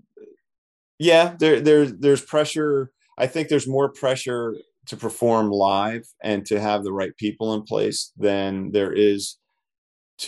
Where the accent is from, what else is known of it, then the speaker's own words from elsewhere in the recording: Toms River, New Jersey, United States; moved away; We're from Jersey, and we were in Toms River, New Jersey